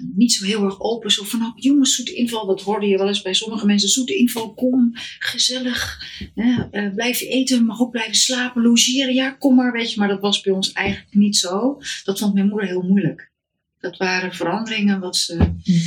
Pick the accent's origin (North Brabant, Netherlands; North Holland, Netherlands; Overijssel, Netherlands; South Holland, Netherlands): North Holland, Netherlands; Heemstede; moved away as an adult; also born or lived in Haarlem / Amsterdam; Haarlem ben ik eh, geboren in Heemstede opgegroeid